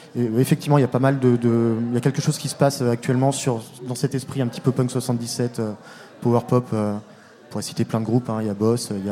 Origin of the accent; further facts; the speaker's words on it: La Roche-sur-Yon, Pays de la Loire, France; now in Rennes, France; Ça fait très longtemps que j'habite ici, mais euh, j'ai grandi à La Roche-sur-Yon